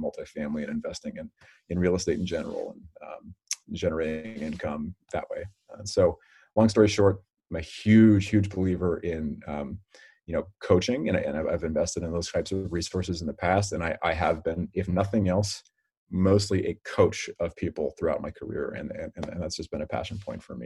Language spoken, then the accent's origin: English; Redwood City, California, United States; I was born and raised in Redwood City, which is just kind of tucked a little bit south of San Francisco